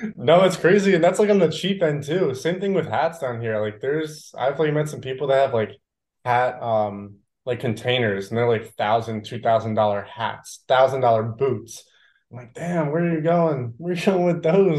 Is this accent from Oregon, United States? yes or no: no; New Jersey, United States; moved away as an adult; now in Austin, United States; growing up in Jersey